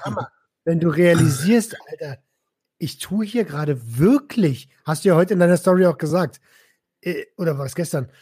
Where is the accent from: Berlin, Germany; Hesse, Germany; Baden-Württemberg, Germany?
Berlin, Germany; ich habe früher als Jugendlicher in Berlin